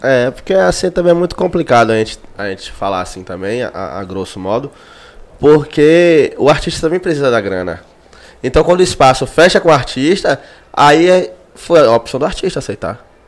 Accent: Brazil; a gente é de quebrada, a gente é de periferia. nascido e criado em Cajazeiras

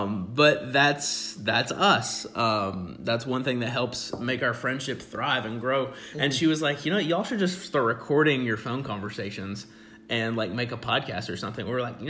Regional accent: Virginia, United States; also born or lived in Ohio / Africa / Tennessee; I say I grew up in Virginia, but actually lived a little bit of everywhere at one point in time. Spent some time in Ohio, that's where my family's originally from. Spent some time living in Africa when my family was missionaries there.

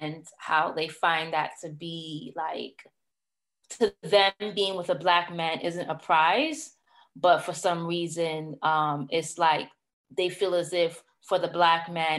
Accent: New York City, New York, United States; I am from Brooklyn, New York

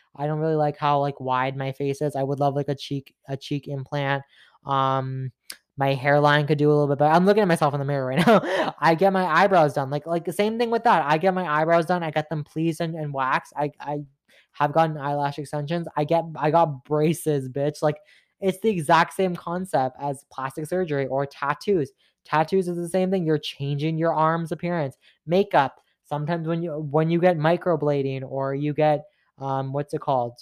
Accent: Mississauga, Ontario, Canada; you're from Mississauga," which I am

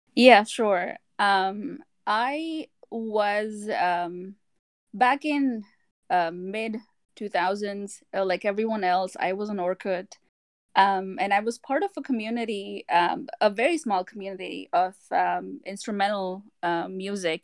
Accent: India; now in Texas, United States; us Indians

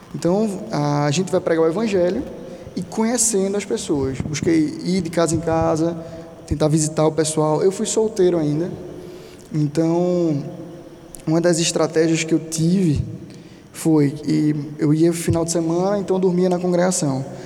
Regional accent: Brazil; eu nunca nem saí do Brasil

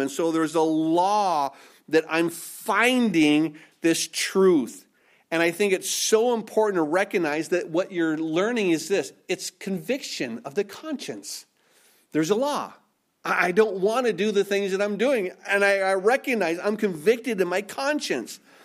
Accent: Minnesota, United States; I was born and raised in Minnesota

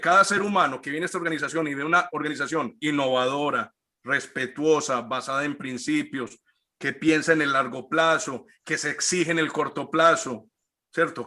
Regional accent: Colombia; todos los que somos colombianos

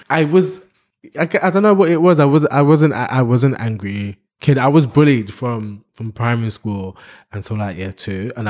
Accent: London, United Kingdom; I was growing up in London, and you're trying to train me to become this big wrestler that you your dad wanted you to be.

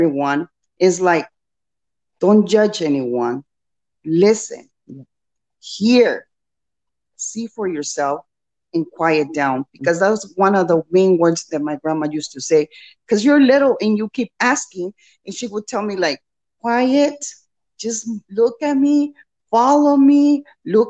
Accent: Mexico; moved away; I was born in Mexico

